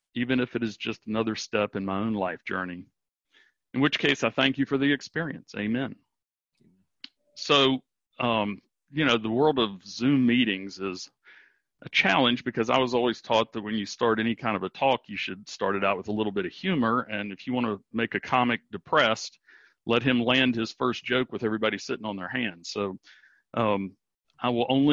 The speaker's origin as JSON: {"language": "English", "town": "Charleston", "region": "West Virginia", "country": "United States", "tie": "born or raised there", "said": "I grew up in Charleston, West Virginia"}